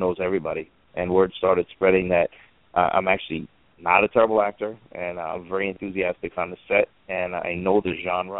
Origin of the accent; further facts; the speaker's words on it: New York, United States; I'm from New York